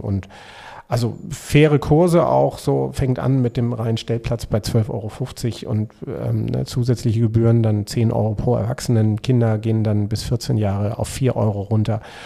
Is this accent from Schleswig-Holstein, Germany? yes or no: yes; Schleswig-Holstein, Germany; Und ich als, äh, Schleswig-Holsteiner